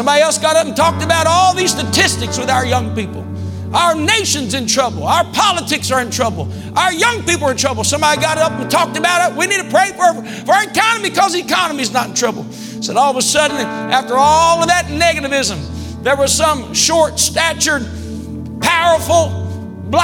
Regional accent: West Virginia, United States; also born or lived in Ripley, West Virginia; now in Zanesville, United States; Went home and got to see some amazing people that I grew up with, hadn't been around them many years, and was blessed to go back and be in my hometown

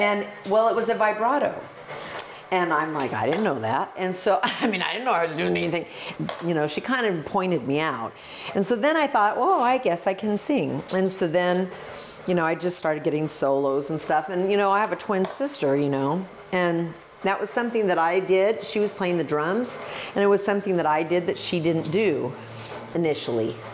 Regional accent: Oregon, United States; I'm the girl from Oregon

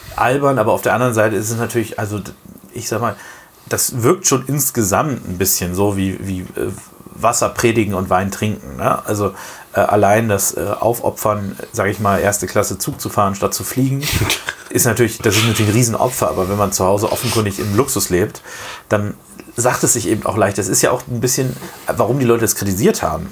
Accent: Germany; bei uns in Deutschland

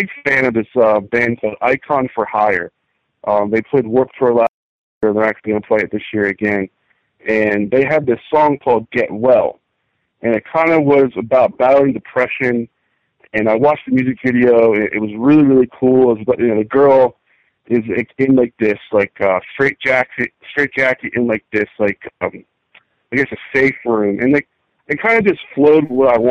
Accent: New Jersey, United States; moved away; I'm from New Jersey originally

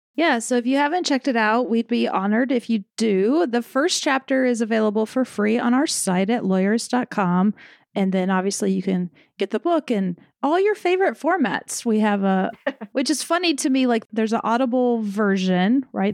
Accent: the South, United States; I'm from the South where lawyer definitely comes out

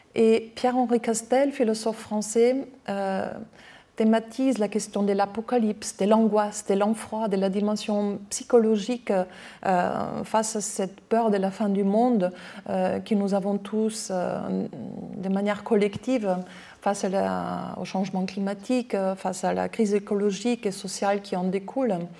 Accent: Austria; accent: Austrian; French is a second language; now in France; je suis autrichienne, j'ai un accent

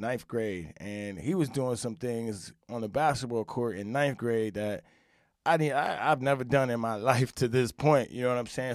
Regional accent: upstate New York, United States; I'm from New York, upstate a little bit, you know, grow up playing

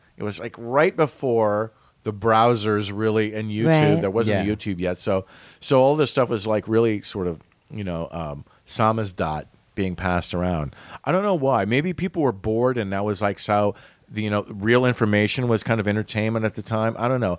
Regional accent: Western United States, United States; We were like, no, we're Western U.S. All of the editors and stuff, we grew up in the Western U.S.

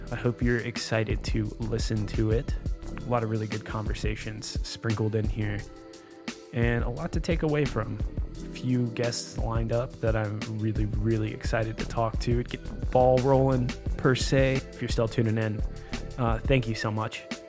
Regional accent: South Carolina, United States; now in Nashville, United States; I grew up in South Carolina playing drums for local bands

